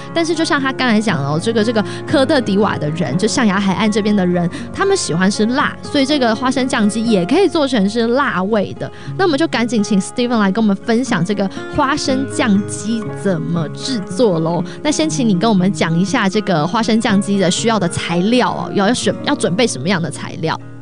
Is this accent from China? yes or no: no; Taiwan; moved away as an adult; now in Los Angeles, United States; 像我是台湾人啊，我们到了这个中秋节烤肉